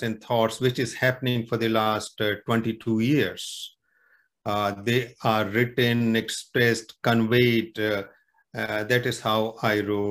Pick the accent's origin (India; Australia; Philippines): India; near the Himalayas, northern India; moved away as an adult; now in Canada; originally I am from India, northern India, very close to the Himalayas. And I'm settled now in Canada